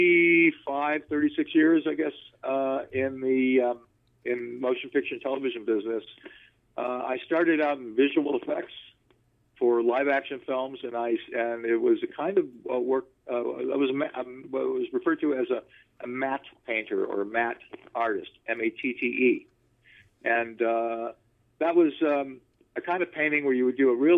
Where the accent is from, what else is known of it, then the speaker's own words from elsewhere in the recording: Los Angeles, California, United States; also born or lived in Burbank, California; I'm a California boy. I'm a Valley boy. So I grew up in the West Valley, born in Tarzana, pretty much spent most of my life in the West Valley, and now live in Burbank